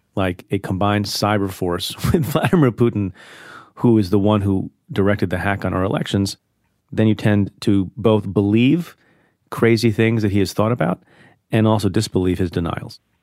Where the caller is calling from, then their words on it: San Diego, California, United States; I'm calling from San Diego, California